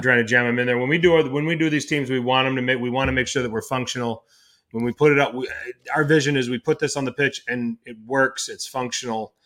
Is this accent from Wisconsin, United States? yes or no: yes; Milwaukee, Wisconsin, United States; I'm from Milwaukee, Wisconsin.